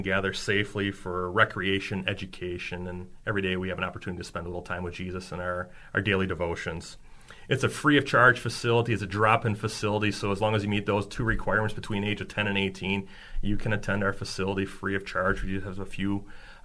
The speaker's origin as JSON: {"language": "English", "town": "Ixonia", "region": "Wisconsin", "country": "United States", "tie": "born or raised there", "said": "I grew up in Exonia, Wisconsin, so shout out to all your listeners out in Lake Country area. I grew up on my grandparents' farm"}